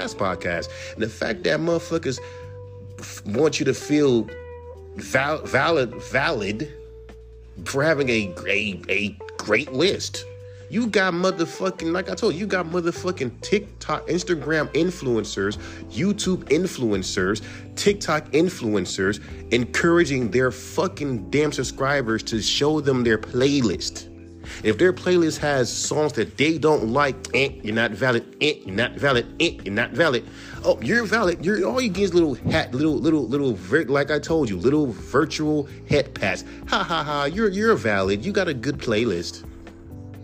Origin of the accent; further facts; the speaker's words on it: California, United States; I'm from California